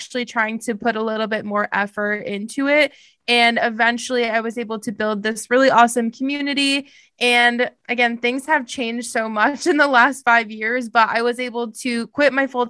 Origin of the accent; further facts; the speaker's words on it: Massachusetts, United States; moved away as an adult; now in Charlotte, United States; I am currently located in Charlotte, North Carolina. However, I'm from Massachusetts and like not Boston, like not exciting part of Massachusetts. I moved down here about 2 years ago.